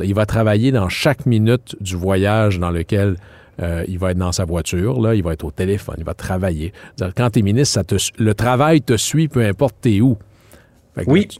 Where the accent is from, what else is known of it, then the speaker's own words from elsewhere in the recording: Jonquière, Quebec, Canada; mon coin de pays, euh, M. Diane Charret, à Jonquière